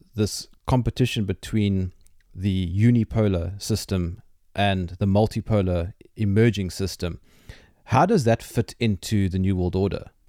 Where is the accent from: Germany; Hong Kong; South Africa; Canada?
South Africa; I'm South African